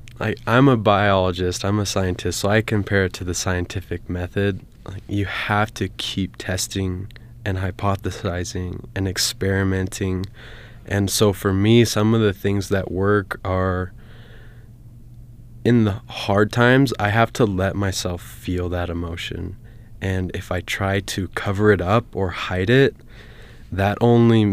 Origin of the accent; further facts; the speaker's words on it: American Fork, Utah, United States; I'm from American Fork, Utah, and I went to Lone Peak High School.